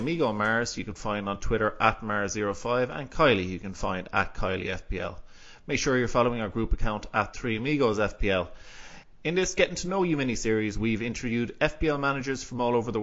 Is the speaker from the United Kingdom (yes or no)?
no; Galway, Connacht, Ireland; also born or lived in Athenry; I live in Athenry, so I'm from Galway in Ireland, so on the west coast of Ireland